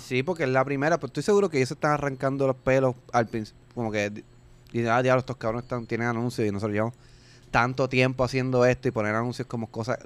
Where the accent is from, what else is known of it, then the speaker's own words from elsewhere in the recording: Puerto Rico; aquí en Puerto Rico, pues, y como somos pues territorio americano